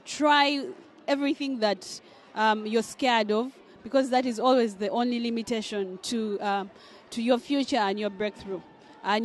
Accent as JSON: {"language": "English", "country": "Uganda", "said": "I come from Uganda"}